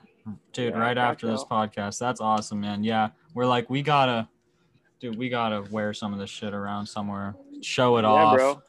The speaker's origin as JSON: {"language": "English", "region": "Ohio", "country": "United States", "said": "we're from Ohio."}